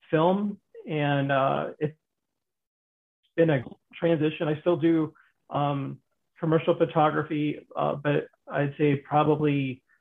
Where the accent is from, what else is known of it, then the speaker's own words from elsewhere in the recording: Pennsylvania, United States; born there; also born or lived in New York / Florida / Michigan; now in Arizona, United States; I was born in Pennsylvania, and I've I've lived in Florida